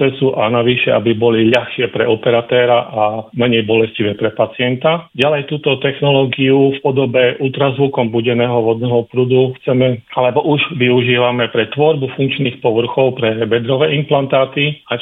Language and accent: Slovak; Slovakia